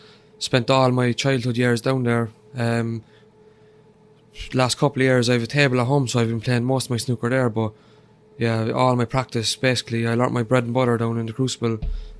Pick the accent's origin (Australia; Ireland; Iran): Ireland; Cork, Munster; Yeah, the real capital. yeah, Cork is brilliant.